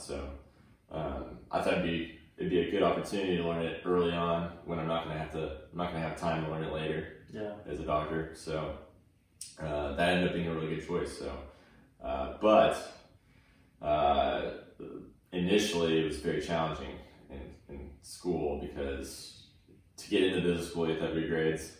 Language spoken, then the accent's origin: English; Tulsa, Oklahoma, United States; also born or lived in Oregon / Bixby, Oklahoma; I was born in Oregon, and then we moved shortly after, and then I was raised in Oklahoma, uh, specifically Tulsa, Oklahoma